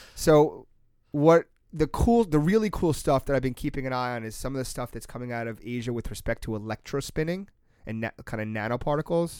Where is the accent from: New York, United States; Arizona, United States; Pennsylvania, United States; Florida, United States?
New York, United States; Long Island; I grew up on Long Island